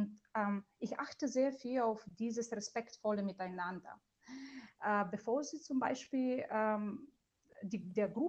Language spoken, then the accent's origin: German; Bulgaria; German is a second language; moved away as an adult; now in Germany; ist ein bulgarischer Name. Das bedeutet, ich bin eine gebürtige Bulgarin und äh, ich bin in Bulgarien aufgewachsen und mit 19 bin ich äh, ganz alleine nach Deutschland gekommen